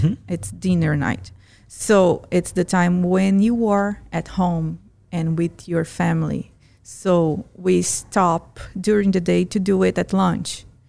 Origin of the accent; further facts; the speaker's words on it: Fortaleza, Ceará, Brazil; Yeah, that's because I'm from Fortaleza.